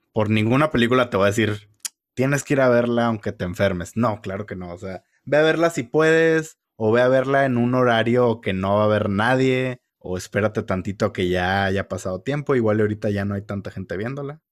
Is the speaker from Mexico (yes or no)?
yes; Mexico; somos mexicanos